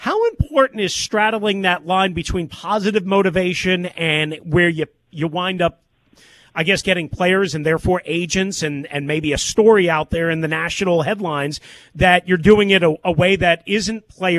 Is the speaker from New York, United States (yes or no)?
yes; New York, United States; I was raised on Eastern Long Island and, you know, Bill Parcells and Bill Belichick and the Giants and defense and defense and defense.